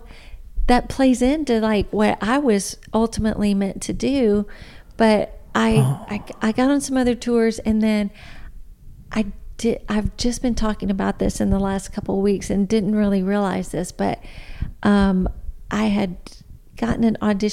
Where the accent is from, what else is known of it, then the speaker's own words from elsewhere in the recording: Trenton, Tennessee, United States; moved away; I'm from Trenton, Tennessee